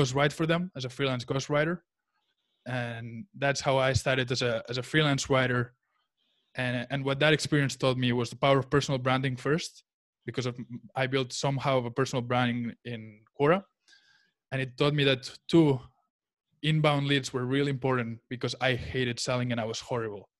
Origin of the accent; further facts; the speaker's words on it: Barcelona, Catalonia, Spain; English is a second language; also born or lived in United States / Charlotte, North Carolina; I was born in the United States, but I was raised in Barcelona in Spain, where I'm right now with my family